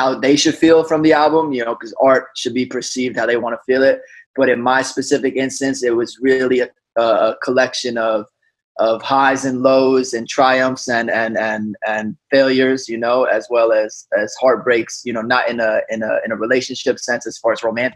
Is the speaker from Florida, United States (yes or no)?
yes; South Florida, United States; also born or lived in Bronx, New York / Los Angeles; now in Orlando, United States; So I'm from New York. I'm from the Bronx. Then I moved to South Florida. Pretty much my whole life lived there.